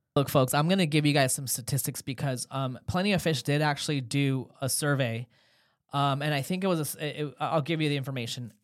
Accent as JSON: {"language": "English", "town": "Los Angeles", "region": "California", "country": "United States", "moved": "yes", "lives_now": "Haifa, Israel", "said": "I'm from Los Angeles originally"}